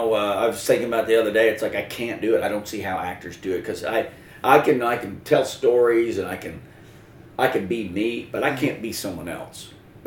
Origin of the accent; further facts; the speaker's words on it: the South, United States; We're from the South, so it has to be about guns, right?